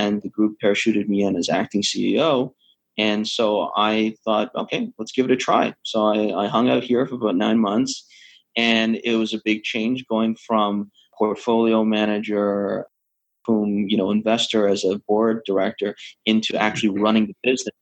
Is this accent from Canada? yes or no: yes; Canada; moved away as an adult; also born or lived in London, Ontario; now in Hong Kong; I'm Canadian, born Canadian, graduate of the Ivy School of Business back in London, Ontario